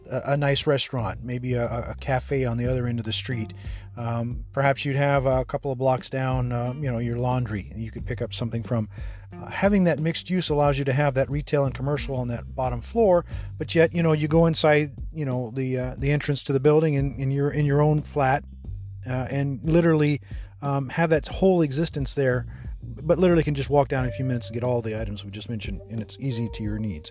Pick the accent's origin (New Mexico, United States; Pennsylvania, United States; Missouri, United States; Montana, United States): New Mexico, United States; I'm being from New Mexico, really in my own mind, I think of kind of the whole area of where our cities were kind of done around a square.